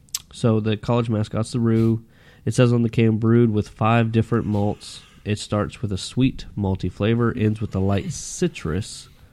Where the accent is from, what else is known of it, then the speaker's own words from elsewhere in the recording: Sherman, Texas, United States; My hometown.